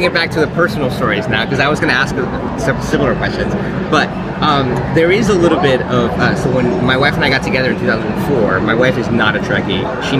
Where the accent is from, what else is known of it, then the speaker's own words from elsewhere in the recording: Miami, Florida, United States; now in London, United Kingdom; From Miami.